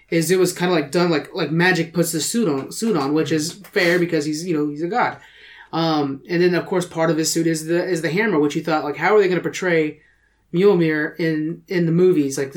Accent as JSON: {"language": "English", "country": "United Kingdom", "said": "well, I'm British."}